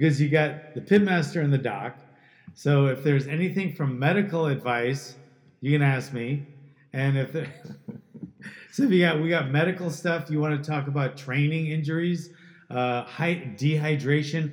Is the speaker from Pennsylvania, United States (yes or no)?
no; Hawaii, United States; moved away; also born or lived in Queens, New York; My dad was a newspaper writer, and I was born in New York, and then he got a job in Hawaii by one of his friends, and I moved there when I was like 4